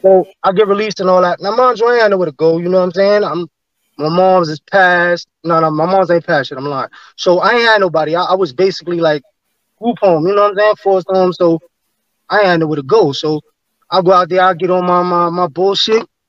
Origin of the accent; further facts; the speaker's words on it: New York City, New York, United States; also born or lived in Staten Island; I'm from Flatbush